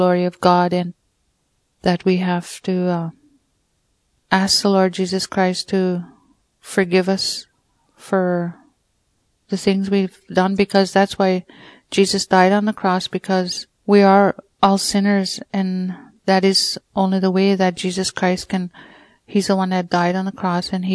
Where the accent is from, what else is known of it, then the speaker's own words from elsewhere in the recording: Peguis First Nation, Manitoba, Canada; I'm from Peguis, Manitoba, First Nation. When I was young, growing up, it wasn't easy.